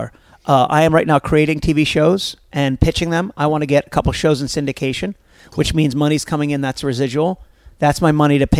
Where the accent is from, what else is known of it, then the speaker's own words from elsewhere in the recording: Maryland, United States; I'm from Maryland.